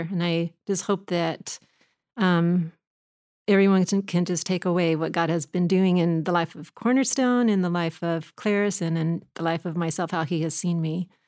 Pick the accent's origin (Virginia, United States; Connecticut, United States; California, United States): California, United States; Manhattan Beach; I grew I up in Manhattan Beach.